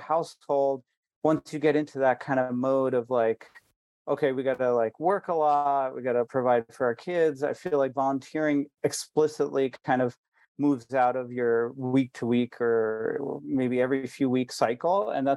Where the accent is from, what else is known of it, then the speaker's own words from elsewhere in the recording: India; even though I am Indian